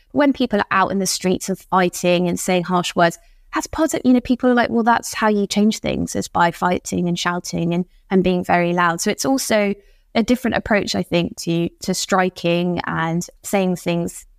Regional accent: United Kingdom; moved away as an adult; now in Paris, France; I'm, I'm still British, even though I've been in Paris for a while

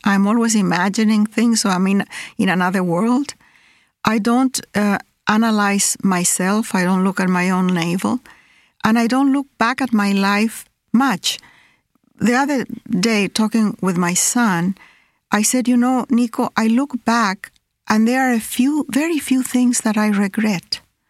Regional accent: Chile; also born or lived in Peru; I have been displaced all my life. I was born in Peru, then I was 3 years old when we moved to Chile.

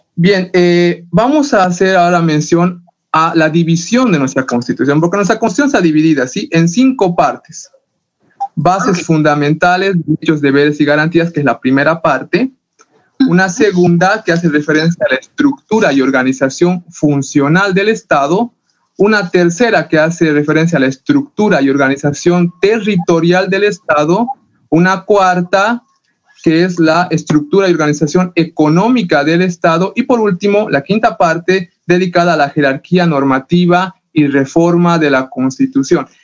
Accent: Bolivia; todos los que nacemos en territorio boliviano somos bolivianos

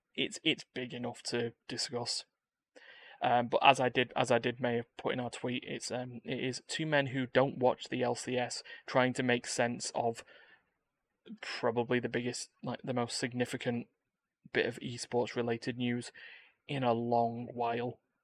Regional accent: United Kingdom; I'm British

